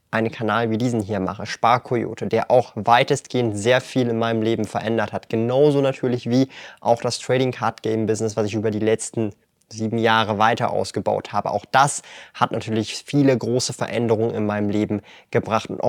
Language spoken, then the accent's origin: German; Switzerland